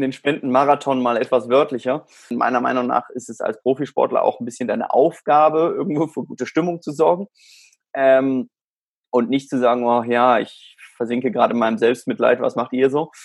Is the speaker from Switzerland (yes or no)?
no; South Africa; also born or lived in Germany; now in Spain; ich bin in Südafrika aufgewachsen